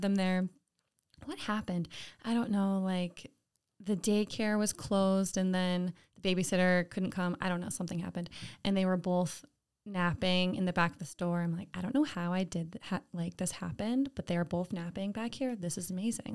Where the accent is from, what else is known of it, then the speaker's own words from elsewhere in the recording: Lake George, New York, United States; I'm from Lake George, not too far away